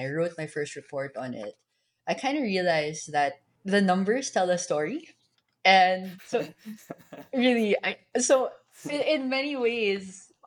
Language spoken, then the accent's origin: English; Manila, Metro Manila, Philippines; I was born and raised in Manila